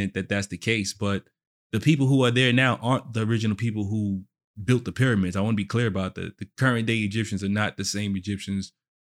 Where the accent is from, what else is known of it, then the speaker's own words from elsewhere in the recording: United States; I's a quarter Trini, but I'm American